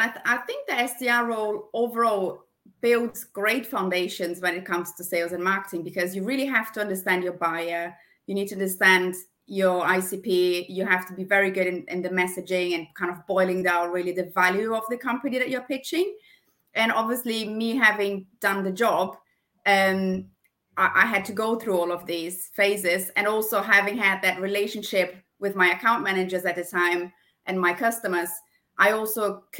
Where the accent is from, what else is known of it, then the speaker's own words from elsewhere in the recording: Brazil; accent: German; English is a second language; now in United Kingdom; So when I moved from Brazil to the UK, I was looking into you know, going into a new career